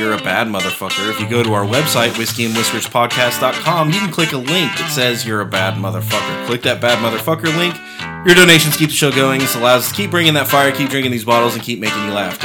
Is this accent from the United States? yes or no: yes; Texas, United States; I'm from Texas